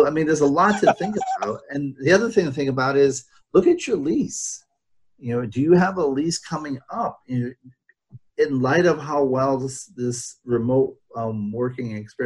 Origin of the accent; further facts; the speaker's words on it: Rhode Island, United States; moved away; I grew up in Rhode Island